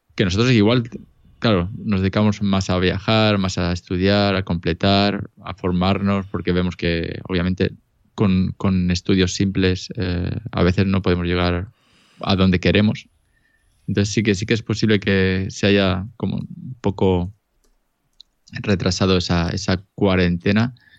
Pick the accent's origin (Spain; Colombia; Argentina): Spain; Elche, Valencian Community; now in Lausanne, Switzerland; originalmente soy de Elche ilícita